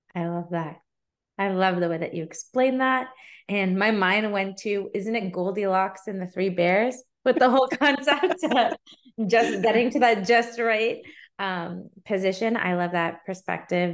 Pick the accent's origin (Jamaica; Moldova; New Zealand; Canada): Canada; as a Canadian